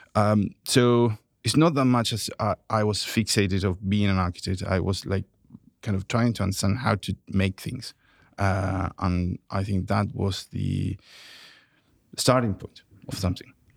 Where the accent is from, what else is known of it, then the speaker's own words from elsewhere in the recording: Santiago, Santiago Metropolitan Region, Chile; moved away as an adult; I grew up in Santiago, Chile